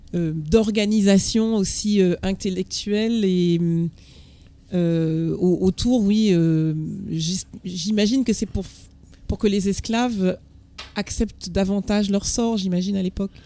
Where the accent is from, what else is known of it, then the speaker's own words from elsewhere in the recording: Martinique; Moi, je viens de Martinique